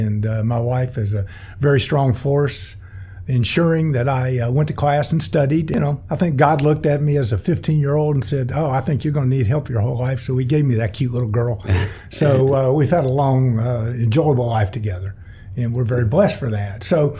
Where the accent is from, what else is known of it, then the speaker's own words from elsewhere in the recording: Winter Garden, Florida, United States; also born or lived in Gainesville; So after the war, then my dad moved down here. So, you know, we were born and raised here. And, you know, as was my wife. You know, we went, as you said, we went to schools here in Winter Garden, Winter Garden Elementary, Diller Street, and Lakeview for 6 years.